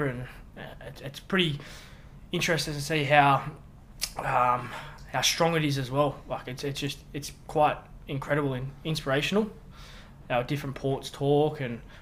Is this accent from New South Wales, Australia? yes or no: yes; Sydney, New South Wales, Australia; also born or lived in Matraville; I'm a mascot boy. So I've played all my junior footy with mascot. I live in Matraville, but always been a mascot boy